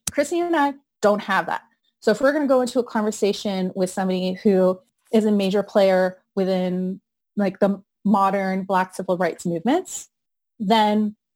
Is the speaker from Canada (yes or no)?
no; United Kingdom; I am like Arab and I'm British.